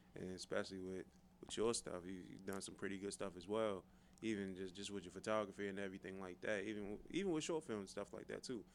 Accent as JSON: {"language": "English", "town": "Forestville", "region": "Maryland", "country": "United States", "said": "I'm from Forestville"}